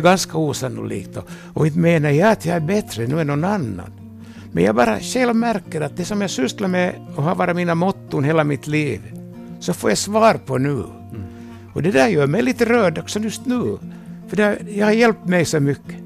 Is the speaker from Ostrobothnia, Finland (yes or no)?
yes; Vaasa, Ostrobothnia, Finland